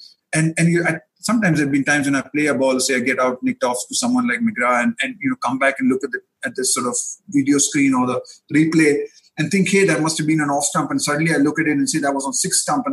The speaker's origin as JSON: {"language": "English", "town": "Bangalore", "region": "Karnataka", "country": "India", "tie": "born or raised there", "said": "I grew up in Bangalore in Karnataka"}